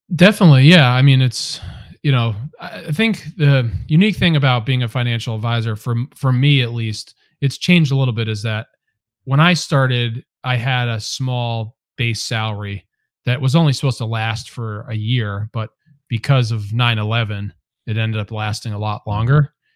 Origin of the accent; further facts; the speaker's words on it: Cheshire, Connecticut, United States; also born or lived in Hamden, Connecticut / Delaware; I'm actually from Cheshire, Connecticut, a couple towns over, and grew up there